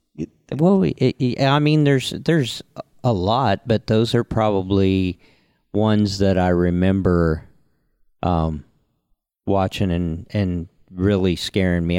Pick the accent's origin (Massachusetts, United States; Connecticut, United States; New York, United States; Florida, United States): Florida, United States; Homestead; growing up in Homestead